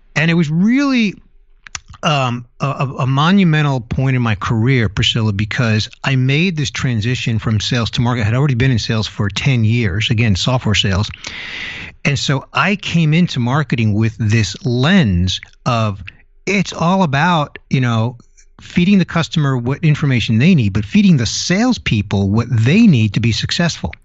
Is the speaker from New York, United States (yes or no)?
yes; New York City, New York, United States; moved away as an adult; also born or lived in California; now in Tampa Bay, United States; I was born in New York City, went out to California in my early twenties, and then relocated to the Tampa Bay area in Florida